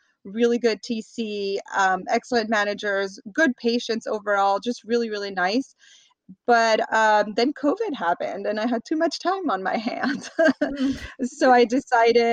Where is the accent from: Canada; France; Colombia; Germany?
France; moved away as an adult; now in Los Angeles, United States; I grew up in France. I happen to be an American citizen born abroad.